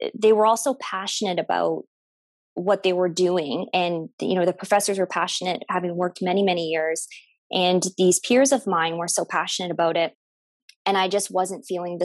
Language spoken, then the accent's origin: English; Windsor, Ontario, Canada; also born or lived in Toronto, Canada; I'm from Windsor, Ontario, born and raised from Windsor, Ontario.